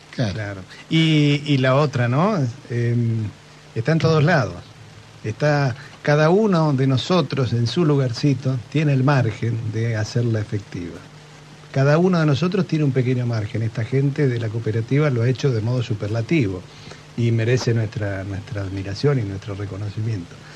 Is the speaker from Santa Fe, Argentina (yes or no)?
no; Punta Alta, Buenos Aires Province, Argentina; yo soy de Punta Alta